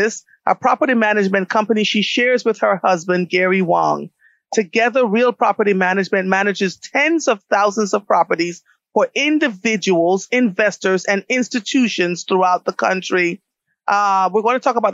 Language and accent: English; Jamaica; I am Jamaican too